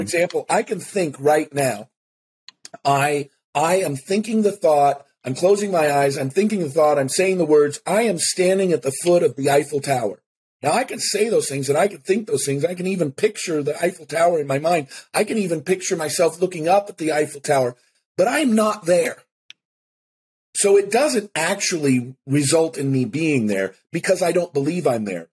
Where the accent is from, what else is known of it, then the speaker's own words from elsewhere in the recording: Seattle, Washington, United States; I grew up in Seattle